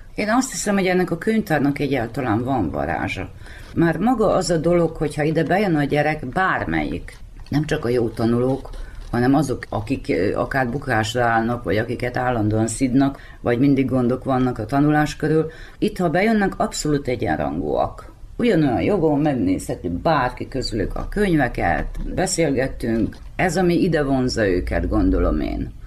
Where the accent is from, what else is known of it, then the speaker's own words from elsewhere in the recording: Muzlja, Vojvodina, Serbia; also born or lived in Zrenjanin; 1958. március 13-án születtem. Nagybecskereken, de különben tőzsgyökeres muzslai vagyok